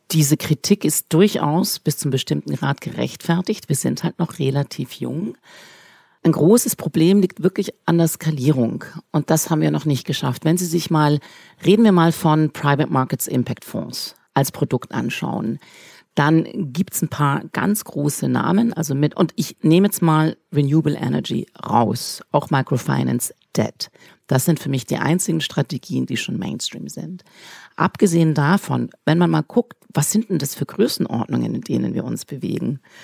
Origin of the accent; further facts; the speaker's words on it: Switzerland; ich bin Schweizerin